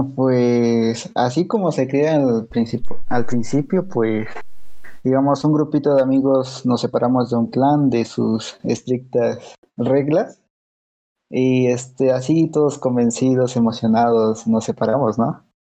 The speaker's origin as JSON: {"language": "Spanish", "country": "Mexico", "said": "Estamos de México"}